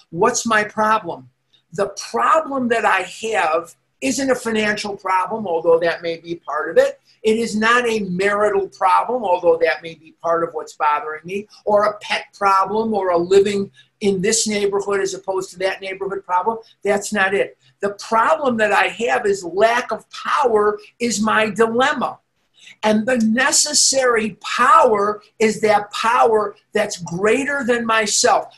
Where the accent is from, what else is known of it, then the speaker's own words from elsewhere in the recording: Chicago, Illinois, United States; moved away as an adult; also born or lived in Oregon; now in Scottsdale, United States; I'm from Chicago, I was born and raised there.